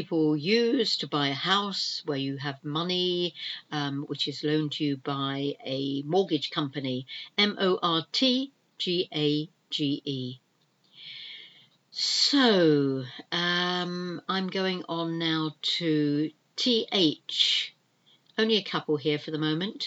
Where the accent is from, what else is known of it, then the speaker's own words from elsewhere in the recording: United Kingdom; We are the British, we are an island here in the UK